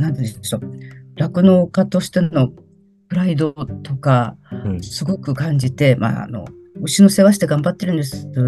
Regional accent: Sapporo, Hokkaido, Japan; 私のあのもう父はもう亡くなってるんですけど、私は札幌出身です。

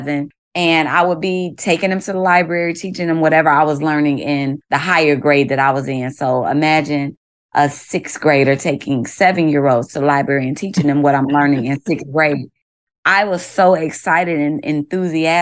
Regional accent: Chicago, Illinois, United States; moved away as an adult; also born or lived in Hammond, Indiana; now in Baltimore, United States; I hail from the south side of Chicago, now currently living in Baltimore, Maryland for the last 2 years

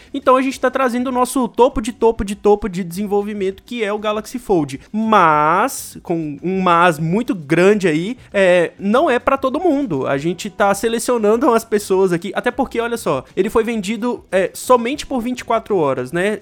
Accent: Brazil; como brasileiro médio

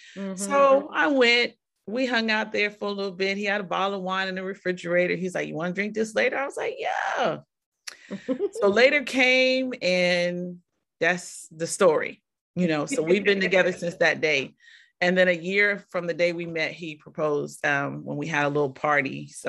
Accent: Ohio, United States; also born or lived in Atlanta; You know, he's from Miami. I'm from Ohio, Atlanta.

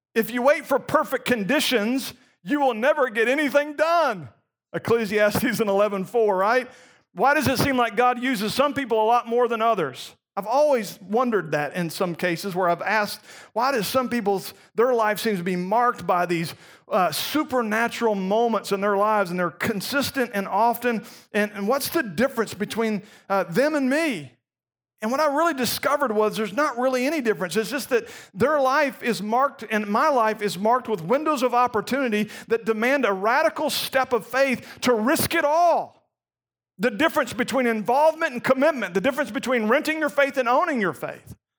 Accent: Gainesville, Florida, United States; moved away; I grew up in Gainesville, Florida

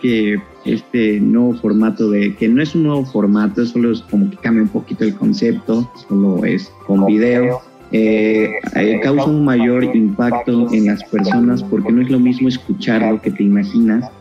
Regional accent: Mexico; Nosotros como mexicanos

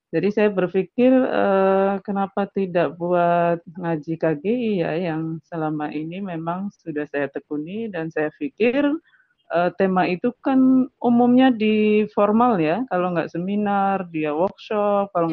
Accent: Pemalang, Central Java, Indonesia; kampung saya itu jauh-jauh loh sampai saya kan di Pemalang ya.

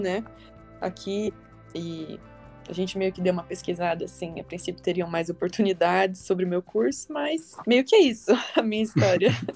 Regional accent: Toledo, Paraná, Brazil; moved away as an adult; now in Curitiba, Brazil; eu sou de Toledo, é uma cidadezinha também é, aqui no interior do Paraná.

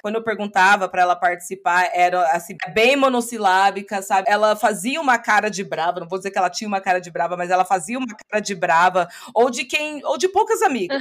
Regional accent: Brazil; moved away as an adult; now in Denver, United States; eu era brasileira

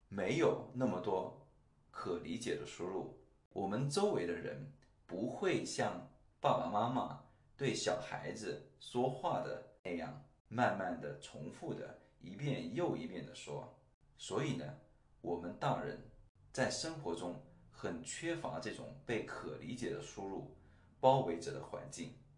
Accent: China; first language Chinese; moved away as an adult; now in Singapore; 我在中国出生和长大

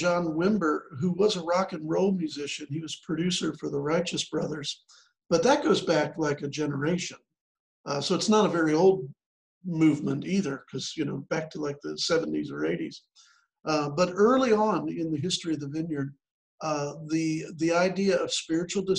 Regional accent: Chicago, Illinois, United States; moved away as an adult; also born or lived in central Kentucky; now in Kentucky, United States; I grew up in the Chicago area, but ended up in central Kentucky.

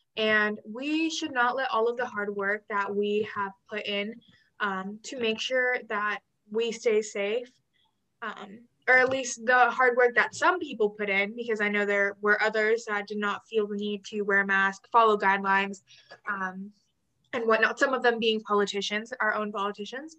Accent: Texas, United States; As a Texan

